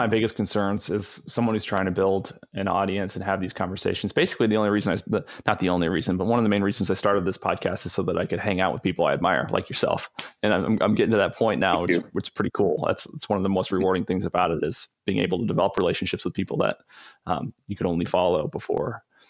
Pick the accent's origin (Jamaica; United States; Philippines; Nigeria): United States; the South; I'm from the South.